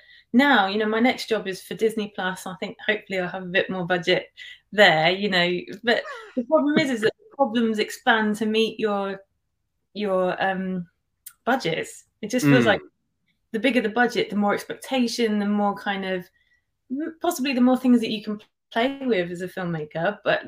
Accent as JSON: {"language": "English", "country": "United Kingdom", "said": "especially being a British kind of filmmaker, director"}